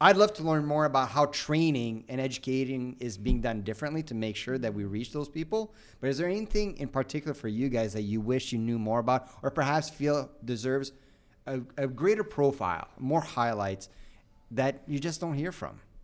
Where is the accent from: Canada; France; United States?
Canada; as a Canadian